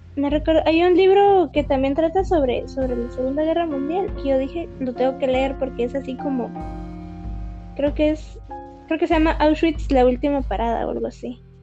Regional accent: Guatemala; como persona guatemalteca

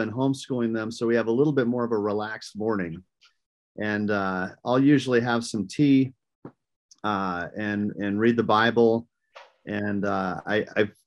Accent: rural Minnesota, United States; I grew up in rural Minnesota, the state of Minnesota

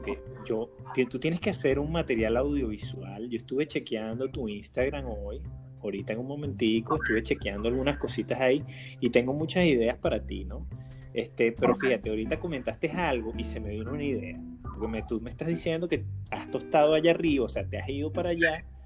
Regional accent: Caracas, Capital District, Venezuela; moved away as an adult; also born or lived in Maracay; yo me crié en Caracas, pero mi vida intermitentemente fue hecha en Maracay

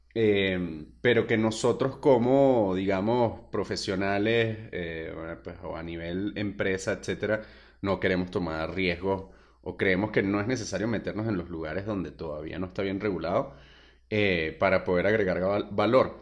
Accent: Venezuela; moved away as an adult; yo soy venezolano

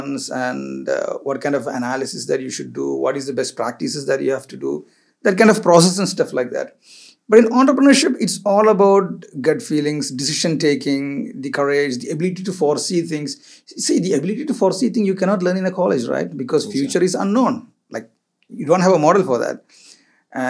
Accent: Kerala, India; moved away as an adult; also born or lived in Goa, India; now in Dubai, United Arab Emirates; I finally came back to my hometown, which is Kerala, home state, which is Kerala

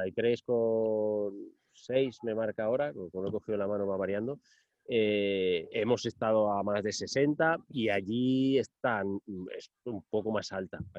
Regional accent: Silla, Valencian Community, Spain; en mi pueblo se hiciese un velódromo, ¿no? El velódromo de Silla y allí me crié

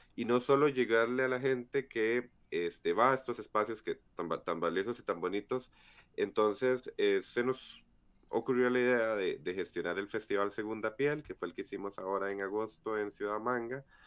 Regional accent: Estadio Nacional, San José, Costa Rica; yo ya crecí viendo que pasaba por el Estadio Nacional y a las 4 veía cosplayers y a las 8 jugaba Cartaginés Herediano

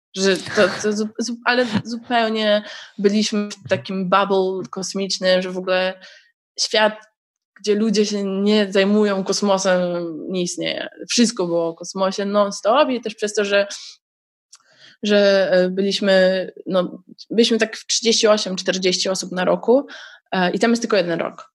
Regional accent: Poland; ponieważ jestem z Polski, to mogłam aplikować automatycznie o stypendium

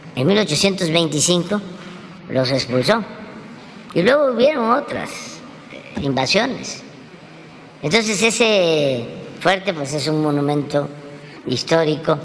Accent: Tepetitán, Tabasco, Mexico; moved away; yo digo que soy de Tepetitán, porque Macuspana eh, pues es la cabecera municipal. Mi pueblo es más pequeño. Es un pueblo a la, a la orilla de un río, donde fui muy feliz.

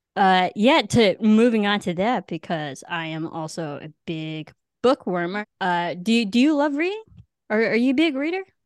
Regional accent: Illinois, United States; growing up in Illinois in the Midwest

